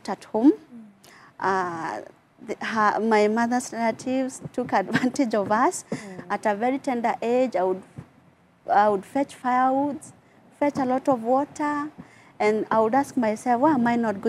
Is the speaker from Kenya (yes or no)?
yes; Nyahururu, Laikipia County, Kenya; I grew up in Nyahururu. That's where I come from